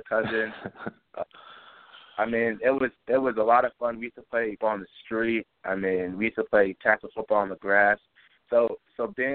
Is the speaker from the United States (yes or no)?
yes; Massachusetts, United States; also born or lived in London, England / Framingham, Massachusetts / Grafton, Massachusetts; I grew up in Framingham, Massachusetts, and I moved to Grafton, Massachusetts, where I call my hometown in the middle of sixth grade